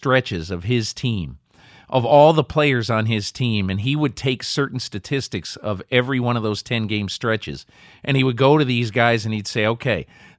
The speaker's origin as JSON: {"language": "English", "region": "Connecticut", "country": "United States", "tie": "born or raised there", "said": "I grew up in Connecticut, and when I was a kid, you know, 8 or 10 years old, I became a huge Celtics fan."}